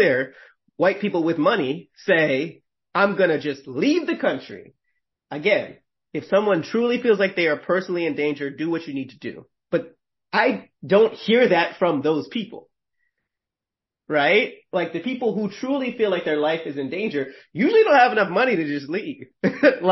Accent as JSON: {"language": "English", "region": "Northeast", "country": "United States", "said": "I'm from the Northeast"}